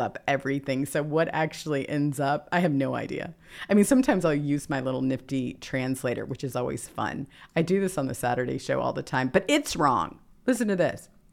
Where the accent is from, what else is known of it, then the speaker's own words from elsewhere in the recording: Mississippi, United States; I'm from the South, too. I'm from Mississippi